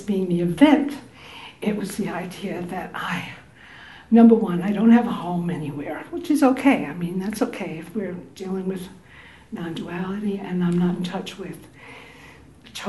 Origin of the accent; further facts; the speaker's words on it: New York City, New York, United States; moved away; I'm from Brooklyn Heights in New York